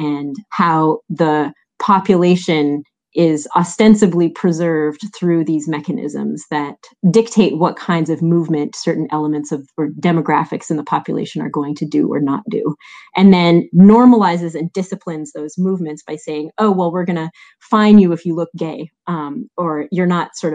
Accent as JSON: {"language": "English", "town": "Montreal", "region": "Quebec", "country": "Canada", "said": "I'm Canadian, I'm from Montreal."}